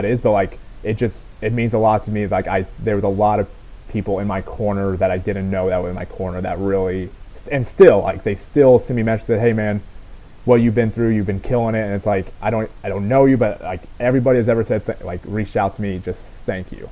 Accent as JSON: {"language": "English", "region": "Southern Illinois", "country": "United States", "tie": "born or raised there", "said": "there's a community college named John A. Logan in the town away, across from my hometown"}